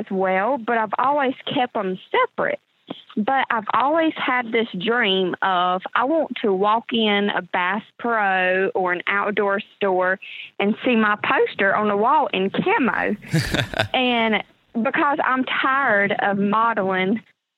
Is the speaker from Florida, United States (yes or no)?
no; North Carolina, United States; from North Carolina. I've lived here my whole life. Grew up on a farm with my grandparents and my mom.